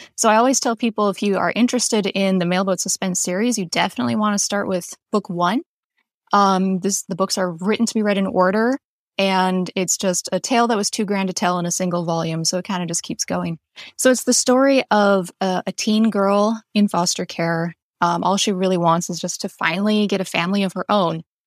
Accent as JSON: {"language": "English", "region": "North Dakota", "country": "United States", "also_born_or_lived": "Western Montana", "moved": "yes", "lives_now": "Montana, United States", "said": "I am originally from North Dakota. I currently live in Western Montana."}